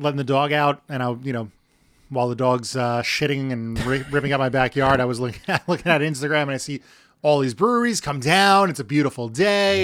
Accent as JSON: {"language": "English", "town": "Lindenhurst", "region": "New York", "country": "United States", "tie": "born or raised there", "said": "born and raised in Lyndhurst"}